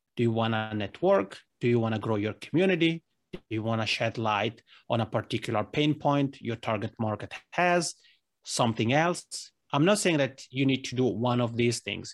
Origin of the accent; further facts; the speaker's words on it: Italy; accent: Italian ("Macaroni"); first language Italian; English is a second language; now in Helsinki, Finland; Italian, which is my mother tongue, as people may tell from this Macroni accent.